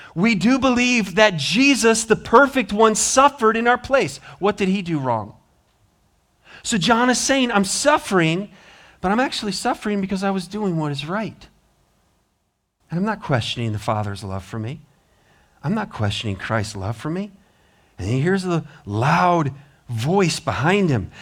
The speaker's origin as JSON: {"language": "English", "region": "Montana", "country": "United States", "moved": "yes", "said": "I'm from Montana"}